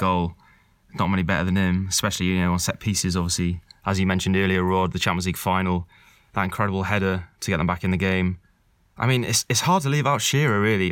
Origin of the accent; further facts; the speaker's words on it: Wales, United Kingdom; as a Welshman